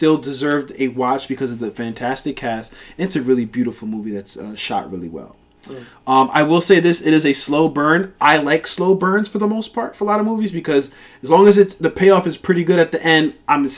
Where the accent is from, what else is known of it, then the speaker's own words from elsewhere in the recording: United States; I'm American